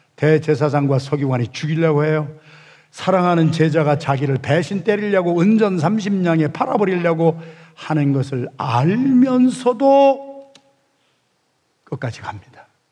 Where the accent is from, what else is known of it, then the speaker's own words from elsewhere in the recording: Yesan, South Chungcheong, South Korea; moved away; 제가 충청남도 예산군 예산읍 신흥동 314번지에서 태어나서 거기서 살았는데